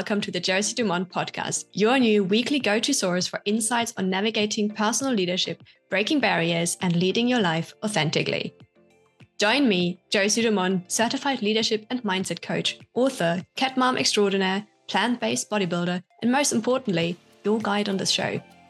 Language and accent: English; Germany; I grew up in Germany, visited high school there, did my A-levels